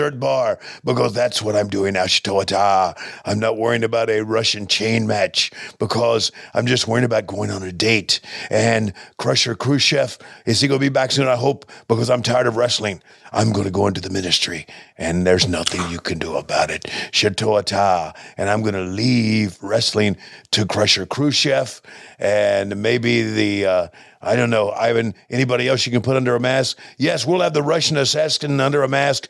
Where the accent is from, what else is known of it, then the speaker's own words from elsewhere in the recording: Canada; I'm from Canada